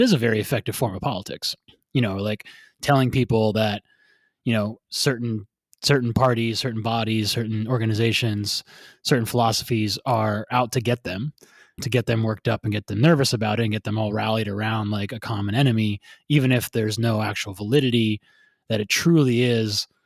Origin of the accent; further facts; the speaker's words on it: United States; accent: American; My ugly American accent